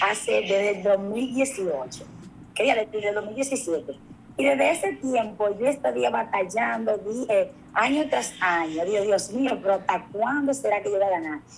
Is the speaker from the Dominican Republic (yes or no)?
yes; María Trinidad Sánchez, Dominican Republic; Yo es una joven de 28 años de edad, de aquí, de la provincia de María Trinidad Sánchez